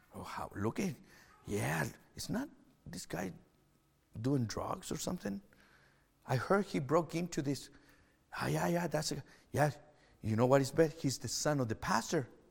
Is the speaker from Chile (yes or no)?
yes; Chile; English is a second language; now in Canada; I'm from Chile. If you're watching online, I'm not Canadian. I, that's why I have an accent